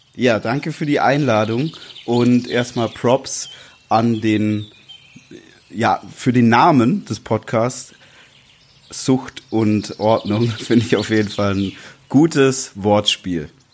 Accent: Swabia, Baden-Württemberg, Germany; moved away as an adult; now in Berlin, Germany; wir beides gebürtige Schwaben sind

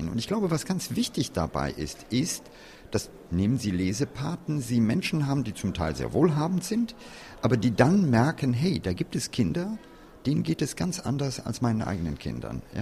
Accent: Hennef, North Rhine-Westphalia, Germany; Und äh, in meiner Heimat Hennef, die ist nicht weit weg von hier

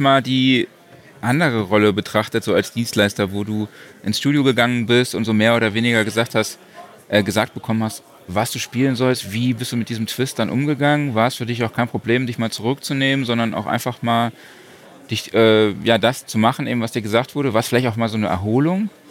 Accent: Saarland, Germany; ich komme auch aus dem Saarland

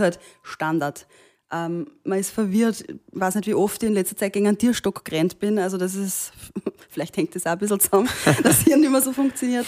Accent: Austria; bin ich in Österreich geboren

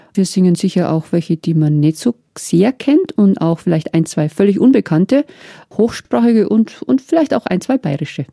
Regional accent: Meierndachten, Bavaria, Germany; ich habe Marienlieder viel gesungen in meiner Kindheit in Meierndachten

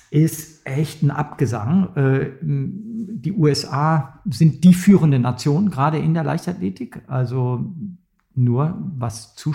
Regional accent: Germany; da ist mir das ziemlich egal, ob wir da als Deutsche eine Medaille holen oder nicht

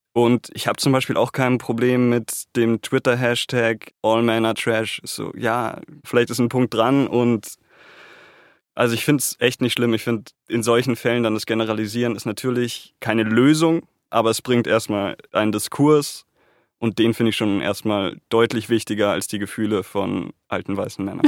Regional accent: Munich, Bavaria, Germany; ich bin Münchner und ich bin hier geboren und aufgewachsen

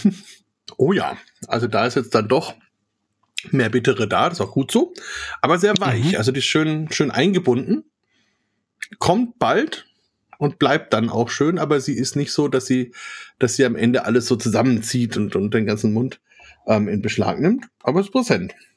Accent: Franconia, Bavaria, Germany; ich komme allerdings auch aus Franken

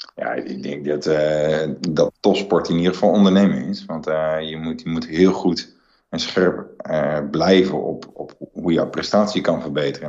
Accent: Netherlands; als Nederlanders met, met een hele kleine natie

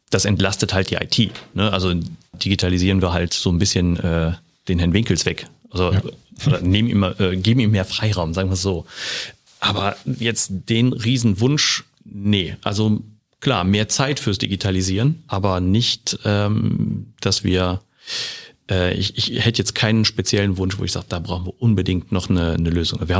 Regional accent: Rhineland, Germany; now in Bavaria, Germany; Also das lernt man in Bayern als Rheinländer.

